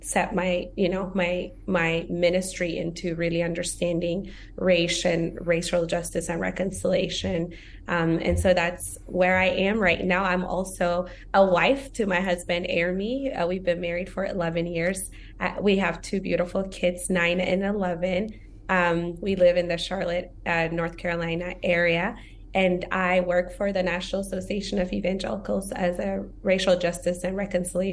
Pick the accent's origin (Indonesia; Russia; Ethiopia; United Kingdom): Ethiopia; now in United States; I was born and raised in Ethiopia